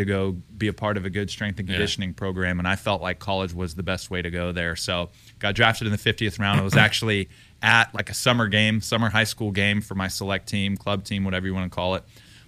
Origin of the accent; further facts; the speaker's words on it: Texas, United States; people, you know, didn't necessarily know my background except they knew that I was from Texas.